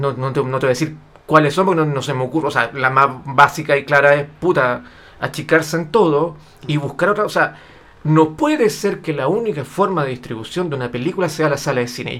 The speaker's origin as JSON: {"language": "Spanish", "country": "Chile", "said": "yo vivo en Chile"}